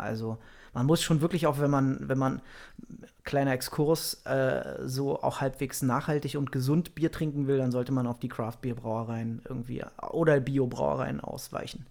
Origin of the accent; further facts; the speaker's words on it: Germany; ich mich als Deutscher